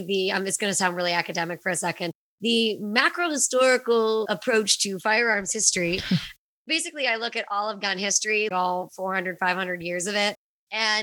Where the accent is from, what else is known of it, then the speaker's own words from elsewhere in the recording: Pittsburgh, Pennsylvania, United States; I'm from Pittsburgh